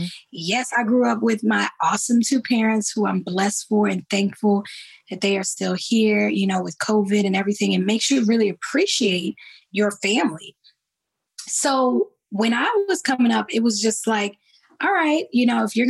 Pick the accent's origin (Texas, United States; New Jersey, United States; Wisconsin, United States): New Jersey, United States; East Orange; I grew up in East Orange, New Jersey, singing in my church home, New Hope Baptist Church.